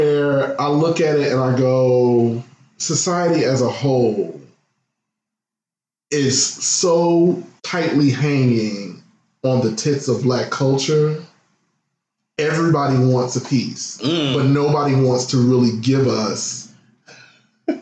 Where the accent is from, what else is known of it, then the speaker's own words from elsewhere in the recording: Midwest, United States; I come from the Midwest where we slang that word left and right